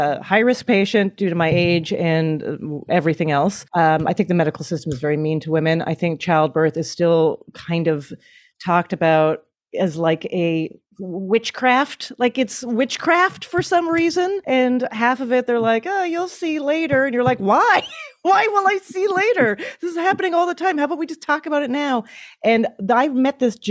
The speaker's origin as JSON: {"language": "English", "country": "Canada", "moved": "yes", "lives_now": "United States", "said": "As a Canadian"}